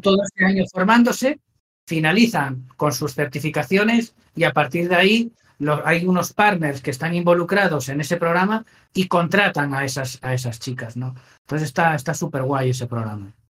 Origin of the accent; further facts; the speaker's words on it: Asturias, Spain; moved away; yo soy de Asturias